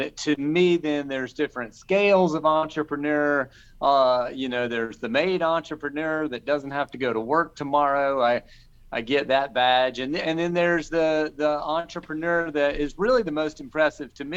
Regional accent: Charleston, South Carolina, United States; my hometown of Charleston, South Carolina

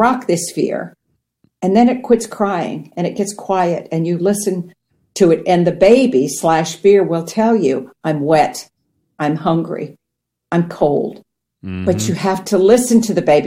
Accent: Ohio, United States; I grew up on farmland in Ohio

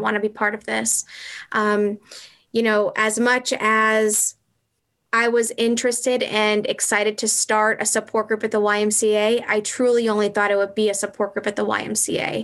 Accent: Franklin, United States; also born or lived in Southern California; I grew up in Franklin, and I had moved away and lived in Southern California for six years. And I moved back

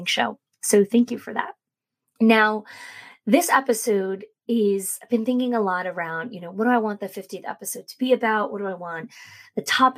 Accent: New Jersey, United States; moved away as an adult; also born or lived in New York; now in Florida, United States; I grew up in New Jersey, and then I moved to New York, and I lived there for 19 years before I moved here to Florida with our family

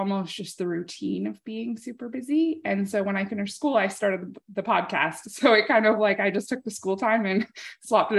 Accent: Canada; I'm a Canadian

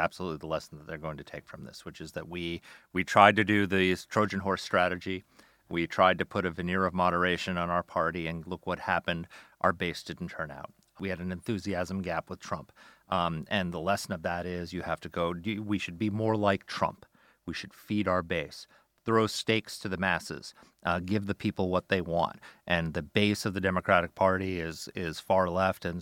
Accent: New York, United States; I grew up in New York under Ed Koch

